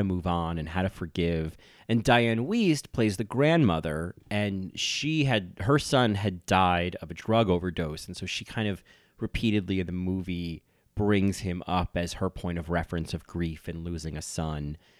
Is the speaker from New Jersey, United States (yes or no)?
yes; New Jersey, United States; I'm from New Jersey